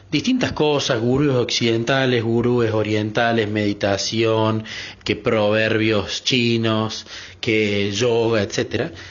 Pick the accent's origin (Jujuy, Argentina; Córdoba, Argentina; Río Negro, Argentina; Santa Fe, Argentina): Córdoba, Argentina; Yo soy …, soy de Córdoba, Argentina.